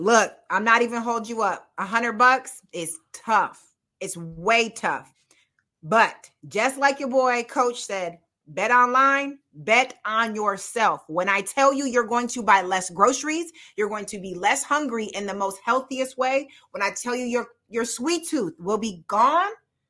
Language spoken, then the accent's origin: English; Midwest, United States; Oh yeah, I'm from the Midwest.